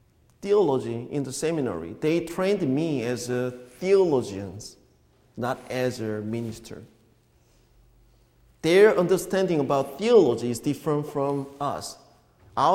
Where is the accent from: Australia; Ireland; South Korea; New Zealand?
South Korea; moved away as an adult; the church, is where I grew up in Korea